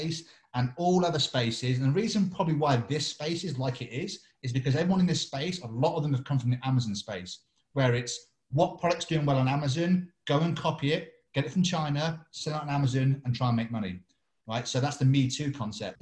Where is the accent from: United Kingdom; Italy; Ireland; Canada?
United Kingdom; England; I'm English